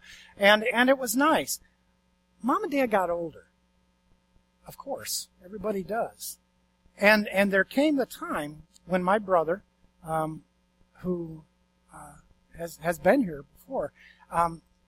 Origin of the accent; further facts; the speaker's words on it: Attica, New York, United States; moved away as an adult; now in Florida, United States; I'm originally from Western New York, up near Buffalo, Attica, actually, to be exact